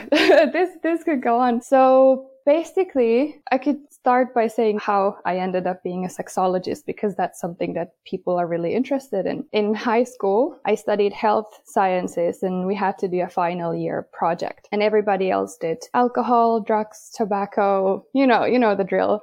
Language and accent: English; Finland; I am from Finland, even though I have a Swedish last name